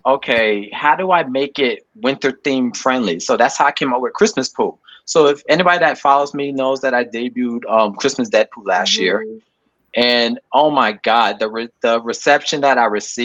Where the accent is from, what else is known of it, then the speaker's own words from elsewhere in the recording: New York City, New York, United States; I'm from Brooklyn